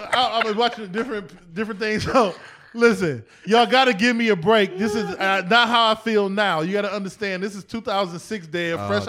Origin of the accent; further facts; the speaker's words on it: East Cleveland, Ohio, United States; also born or lived in Erie / Atlanta; I'm from East Cleveland to Erie, back to Cleveland, Atlanta.